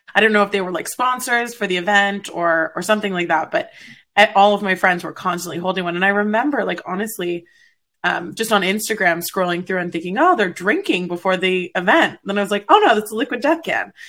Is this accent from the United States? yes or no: no; Canada; I'm Canadian, so PBR is like water to us